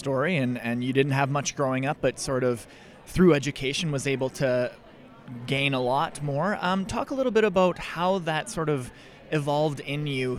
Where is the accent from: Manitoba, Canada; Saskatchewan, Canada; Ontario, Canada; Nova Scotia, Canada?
Manitoba, Canada; Russell; now in Winnipeg, Canada; I'm from Russell, Manitoba originally.